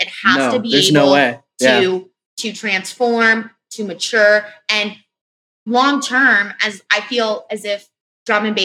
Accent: Florida, United States; I'm from Florida

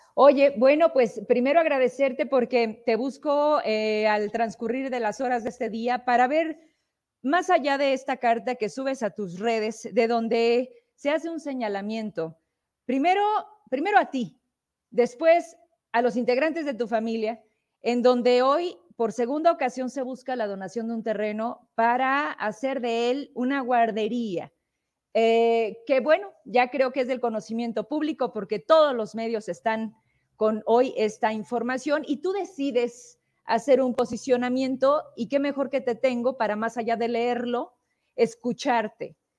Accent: Zacatecas, Mexico; yo soy una Zacatecana

